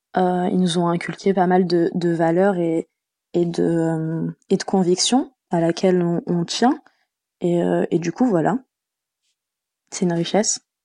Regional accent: France; also born or lived in Tunisia (ancestry); Je suis d'origine tunisienne. Euh, j'ai grandi euh, donc en France.

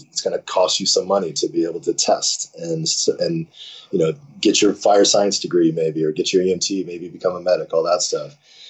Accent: East Coast, United States; Growing up on the East Coast, I would watch the West Coast games, the Dodgers play, and the Lakers, and the Raiders

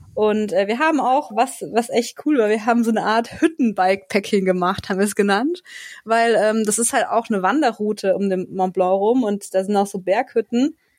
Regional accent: Germany; now in Grenoble, France; in meiner Heimatregion

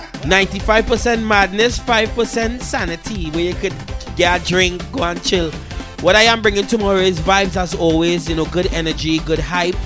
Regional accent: DR Congo; now in United Kingdom; I'm a Congolese artist. I'm come from the Democratic Republic of Congo

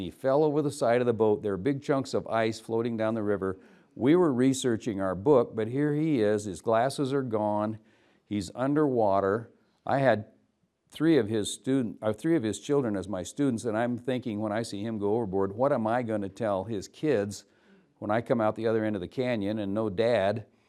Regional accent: Umatilla Indian Reservation, eastern Oregon, United States; also born or lived in Walla Walla, Washington; now in Nez Perce Reservation, Idaho, United States; I was raised on the Umatilla Indian Reservation in eastern Oregon

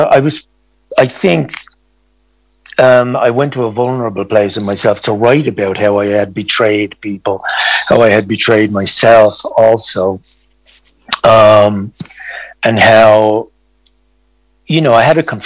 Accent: Ireland; I grew up in Ireland in a time which was darkly repressive for so many of our population, especially women

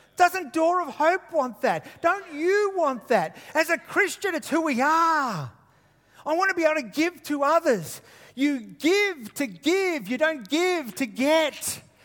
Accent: Queensland, Australia; I'm from Queensland

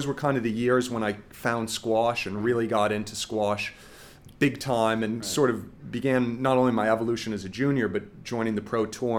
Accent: New York, United States; Well, growing up in New York, hockey was the first sport I played.

